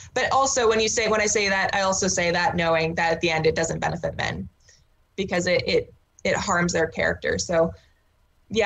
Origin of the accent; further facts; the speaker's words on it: Saskatchewan, Canada; I was born and raised in Saskatchewan